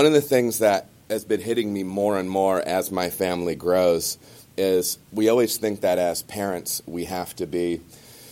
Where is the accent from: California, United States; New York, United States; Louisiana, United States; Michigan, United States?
Michigan, United States; moved away as an adult; now in Cincinnati, United States; I was born and raised in Michigan, lived there my entire life